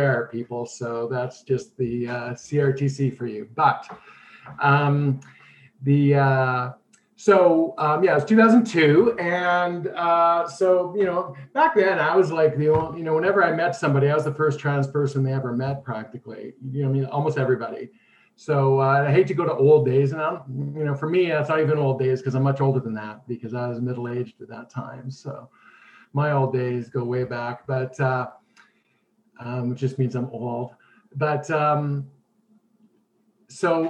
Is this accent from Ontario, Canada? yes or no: no; Winnipeg, Manitoba, Canada; I grew up in Winnipeg